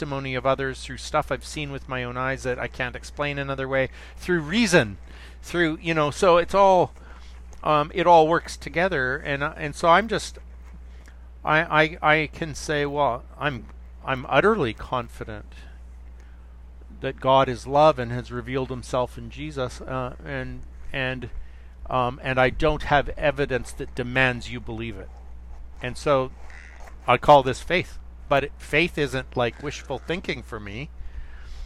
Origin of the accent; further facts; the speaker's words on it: Canada; I'm from Canada